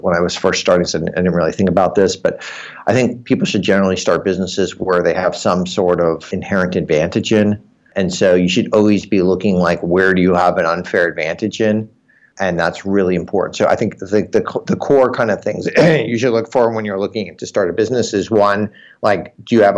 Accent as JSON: {"language": "English", "region": "New York", "country": "United States", "tie": "born or raised there", "also_born_or_lived": "Berkeley, California", "moved": "as an adult", "lives_now": "California, United States", "said": "Grew up in New York, went to college at Berkeley in California, then ended up staying here"}